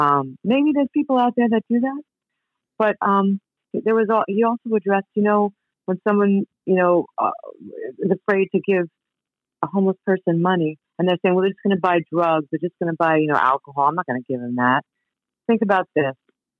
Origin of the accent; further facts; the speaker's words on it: Queens, New York, United States; I remember the first time I grew up in New York, first time I was in the city. I grew up in Queens, and I was walking with my family